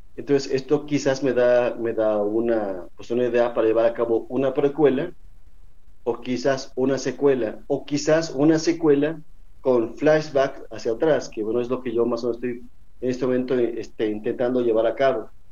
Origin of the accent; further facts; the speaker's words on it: Mexico; es parte de nuestra idiosincrasia como mexicanos